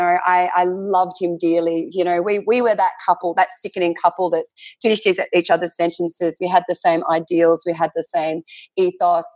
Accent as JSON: {"language": "English", "region": "Tasmania", "country": "Australia", "tie": "born or raised there", "also_born_or_lived": "North Queensland", "moved": "yes", "lives_now": "Western Australia, Australia", "said": "I grew up in Tasmania, lived in North Queensland."}